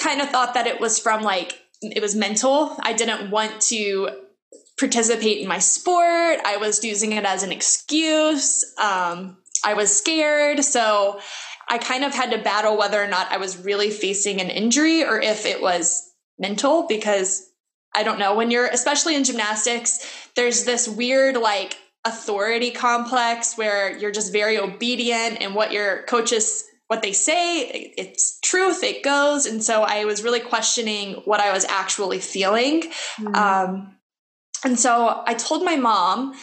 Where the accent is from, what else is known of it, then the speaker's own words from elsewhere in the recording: Louisiana, United States; I grew up in Louisiana, which is like swampy trees